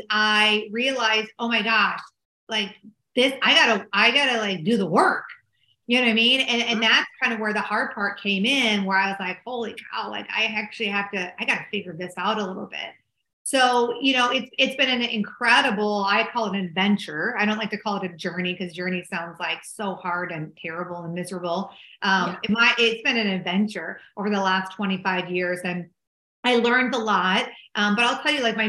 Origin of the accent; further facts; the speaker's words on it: Minneapolis, Minnesota, United States; accent: Minnesota; also born or lived in Dallas, Texas; I'm originally from Minneapolis, Minnesota, and you probably can tell from my funny accent. And I moved back home